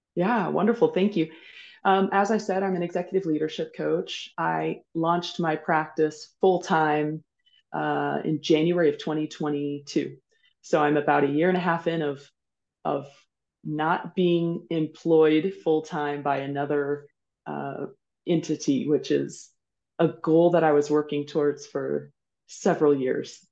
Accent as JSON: {"language": "English", "region": "rural Kansas", "country": "United States", "tie": "born or raised there", "also_born_or_lived": "Mauritius", "moved": "as an adult", "said": "I grew up in rural Kansas"}